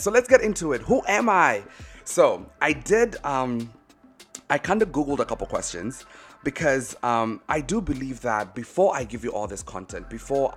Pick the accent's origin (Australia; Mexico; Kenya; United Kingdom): Kenya; now in United States; I'm based in the States. I'm originally Kenyan, actually. But I live in the States